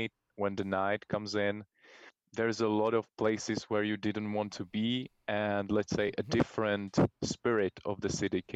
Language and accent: English; Prague, Czechia; We're born and raised in Czech Republic, in Prague, the capital city of Czech Republic